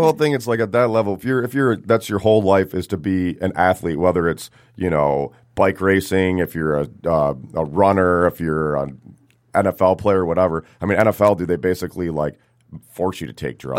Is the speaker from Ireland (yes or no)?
no; Rochester, Michigan, United States; also born or lived in Detroit area; I grew up in Rochester, mainly